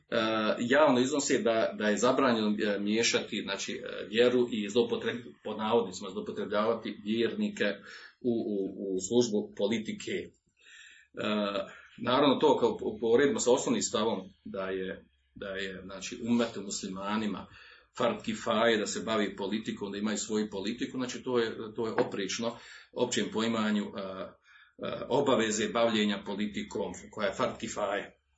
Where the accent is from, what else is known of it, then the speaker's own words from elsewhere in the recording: Bosnia & Herzegovina; kod nas u Bosni